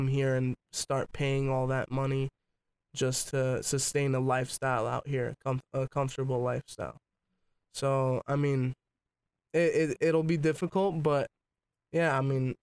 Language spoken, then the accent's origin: English; California, United States; also born or lived in New York; no regrets of being raised here